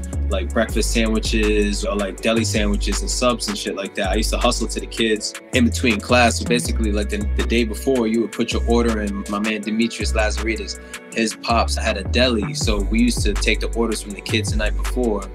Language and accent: English; Hartford, Connecticut, United States; also born or lived in Barbados; I was born in Hartford, Connecticut, and I was raised between Hartford